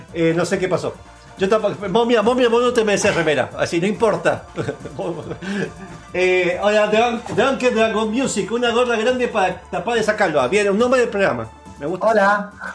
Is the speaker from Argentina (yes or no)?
yes; Argentina